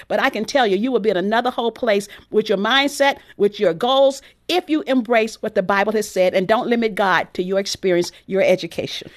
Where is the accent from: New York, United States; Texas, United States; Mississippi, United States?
Texas, United States; my background growing up in Texas